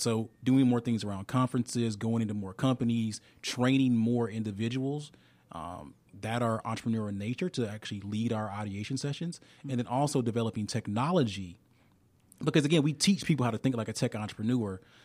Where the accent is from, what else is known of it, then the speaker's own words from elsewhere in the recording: Alabama, United States; I'm from Alabama